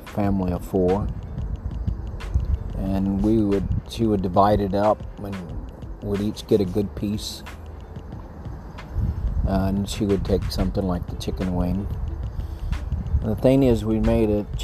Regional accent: El Paso, Texas, United States; I was raised in El Paso.

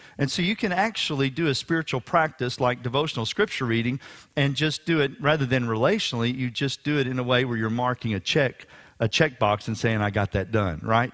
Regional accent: Houston, Texas, United States; We were attending a revival service at Memorial Drive Baptist Church here in Houston, Texas

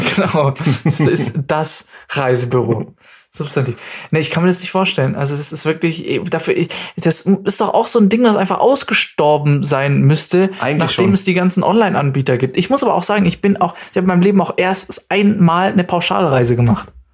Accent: near the Bavarian border, Baden-Württemberg, Germany; accent: Swabian; ich bin aufgewachsen an der bayerischen Grenze, so direkt neben uns ist und da gibt es ja auch ganz viele verschiedene Dialekte.

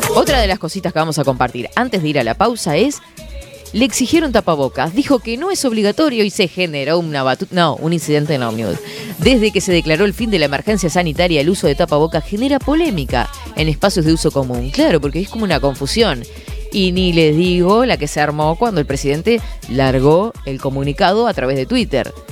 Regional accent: Fray Marcos, Florida, Uruguay; una chiquilina de Fray Marcos que dice que no sé qué, y que tiene el programa de 10 a 12

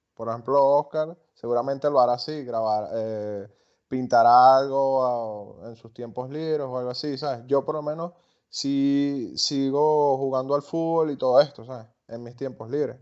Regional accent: Venezuela

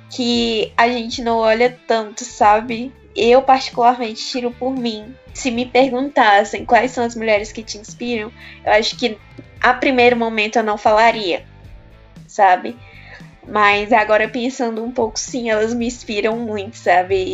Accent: Goiás, Brazil; also born or lived in Federal District; now in Brasília, Brazil; Mas eu não sou do do Nordeste, né? Eu sou do Centro-Oeste, sou do Goiás.

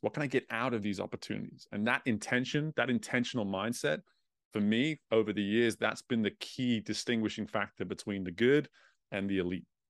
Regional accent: England, United Kingdom; growing up in England, growing up in Europe

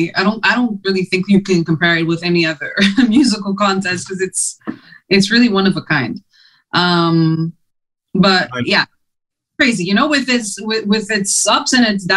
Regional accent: Montreal, Quebec, Canada; first language Greek; English and French, of course, when you're growing up in Montreal

